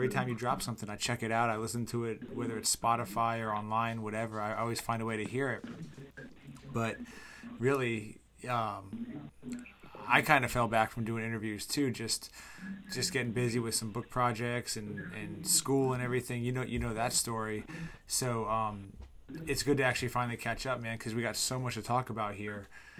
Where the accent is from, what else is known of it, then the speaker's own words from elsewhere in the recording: Charlottesville, Virginia, United States; my hometown of Charlottesville